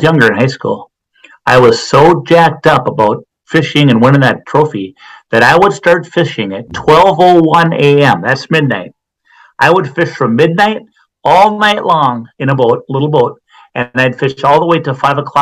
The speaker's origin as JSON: {"language": "English", "town": "St. Cloud", "region": "Minnesota", "country": "United States", "tie": "born or raised there", "said": "I grew up in St. Cloud, Minnesota"}